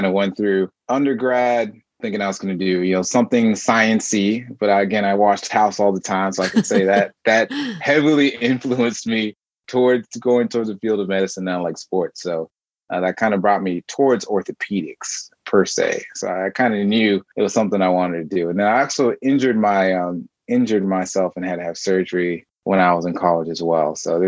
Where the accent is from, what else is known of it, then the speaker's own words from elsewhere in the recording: Marietta, Georgia, United States; also born or lived in New York; And I was born in New York, and I moved around a lot, and I ended up spending most of my time in Georgia. So Marietta, Georgia is where I spent most of my time, and in Atlanta, Georgia.